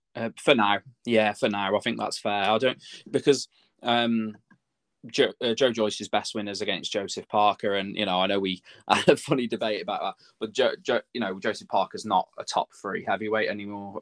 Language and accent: English; Telford, West Midlands, United Kingdom; in Telford. It was in my hometown